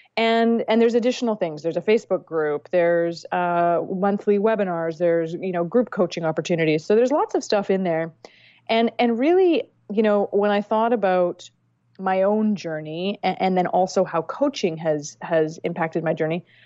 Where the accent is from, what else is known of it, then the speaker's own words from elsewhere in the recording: Vancouver, British Columbia, Canada; I grew up in Vancouver, British Columbia